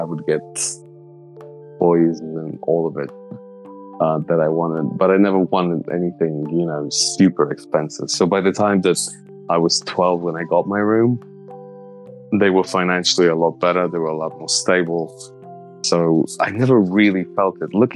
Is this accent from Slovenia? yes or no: yes; Slovenia; I grew up in Slovenia.